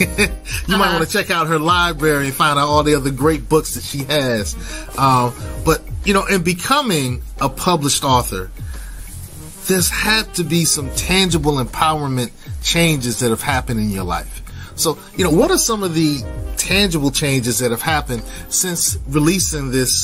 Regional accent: Columbus, Ohio, United States; Yeah, so I grew up in Columbus, Ohio, and almost went to OSU.

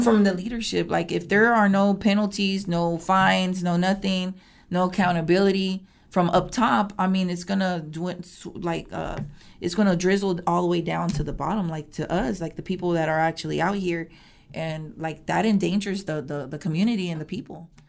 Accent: Houston, Texas, United States; born and raised in Houston, northeast part of Houston

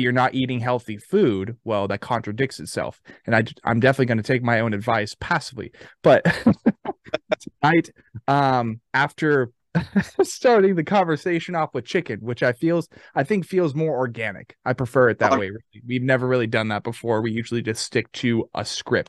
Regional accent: Arizona, United States; moved away as an adult; also born or lived in Tennessee; being born and raised in Arizona

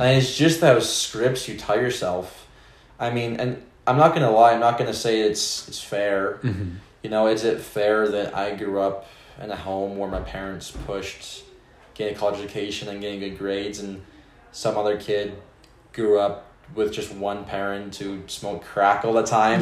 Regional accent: Spokane, Washington, United States; where I grew up, Spokane

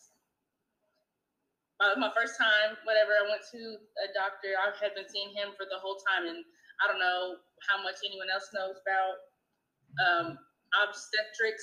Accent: Indiana, United States; I am from Indiana

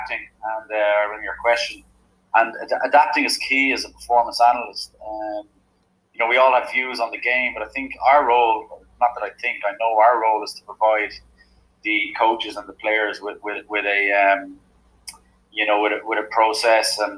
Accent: Bray, Leinster, Ireland; moved away as an adult; now in Limerick, Ireland; I'm originally from Bray in County Wicklow, which is just a couple of kilometres south of Dublin.

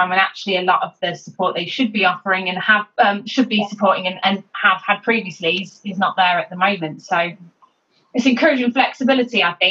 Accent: West Midlands, United Kingdom; I'm born and bred in the West Midlands.

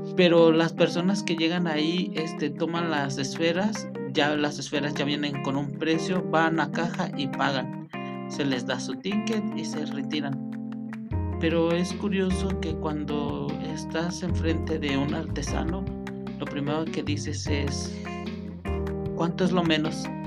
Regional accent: Mexico; now in Michoacán, Mexico; lo que nosotros hacemos como mexicanos

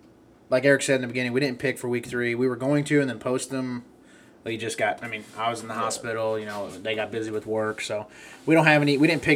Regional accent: Missouri, United States; we're from Missouri.

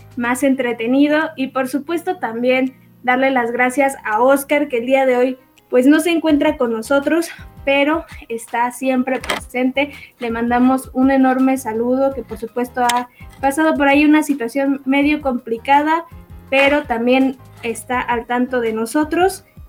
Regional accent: Mexico; como buena mexicana

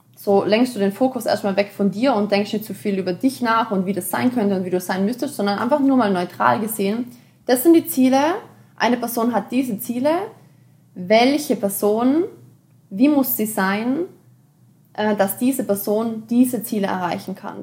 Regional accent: Austria; ich komme aus Österreich

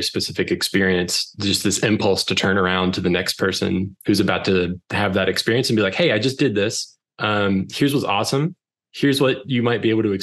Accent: Gastonia, North Carolina, United States; also born or lived in Huntsville, Alabama; I'm from Gastonia, North Carolina

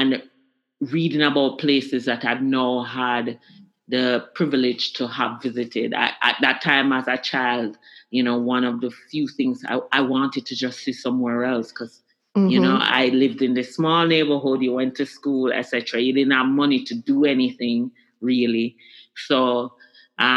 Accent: Kingston, Jamaica; I grew up in Kingston, Jamaica. I actually grew up in a neighborhood called Swallowfield.

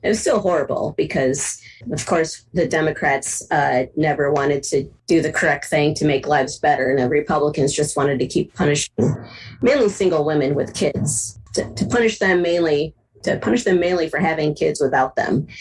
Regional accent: Cleveland, Ohio, United States; moved away as an adult; also born or lived in Twin Cities, Minnesota; now in Minneapolis–Saint Paul, United States; I'm originally from Cleveland, Ohio, and uh, moved out into the great Twin Cities area in like 91, late 91, 92

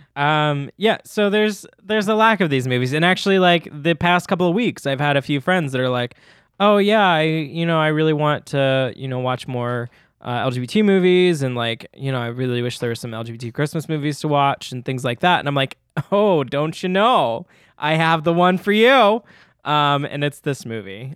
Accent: Memphis, Tennessee, United States; accent: Southern; I'm from Memphis, Tennessee

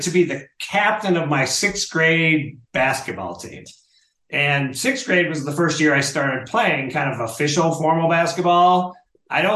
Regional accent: Michigan, United States; moved away as an adult; now in Denver, United States; I grew up in Michigan, the great state of Michigan

